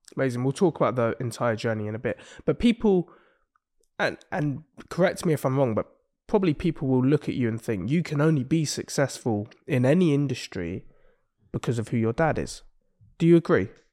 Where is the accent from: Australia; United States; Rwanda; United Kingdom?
United Kingdom; Exeter, South West England; I'm from Exeter